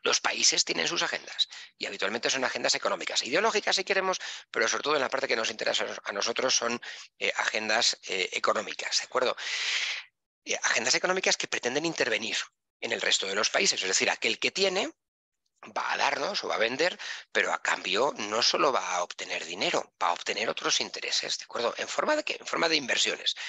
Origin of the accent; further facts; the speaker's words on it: Spain; soy español. Entonces, los españoles tenemos este, eh, este, pequeño problema de que hablamos muy deprisa.